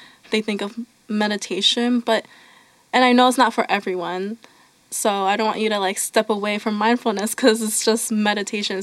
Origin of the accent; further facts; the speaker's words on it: Mount Joy, Pennsylvania, United States; I grew up in Lancaster County in a town called Mount Joy